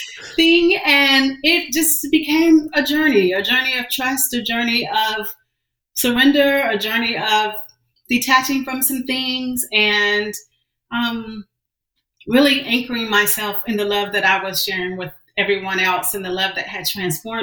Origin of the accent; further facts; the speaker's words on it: Johnston County, North Carolina, United States; also born or lived in Washington, D.C.; I was born in Washington, D.C., but I'm a product of North Carolina. I was raised in Johnston County, just outside of Raleigh